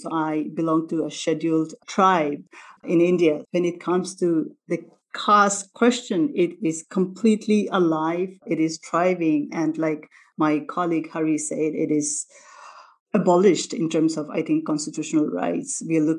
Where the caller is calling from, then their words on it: Melbourne, Victoria, Australia; I'm speaking from Melbourne, so I would like to acknowledge the Indigenous people of the land, the Wurundjeri people